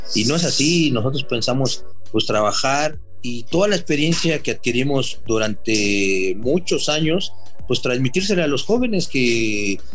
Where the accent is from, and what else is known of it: Mexico